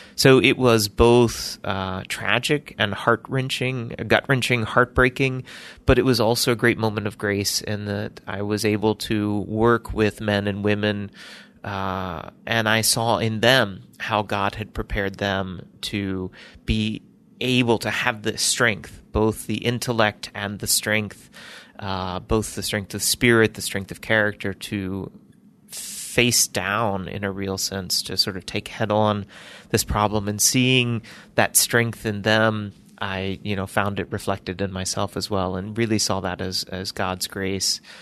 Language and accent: English; Birmingham, Alabama, United States; I was born in Birmingham, Alabama